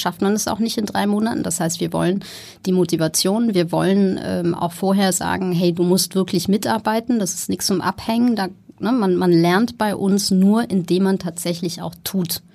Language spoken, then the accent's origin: German; Ruhr area, North Rhine-Westphalia, Germany; moved away as an adult; also born or lived in Amsterdam / Copenhagen / Berlin; now in Hamburg, Germany; Ich bin groß geworden im Ruhrgebiet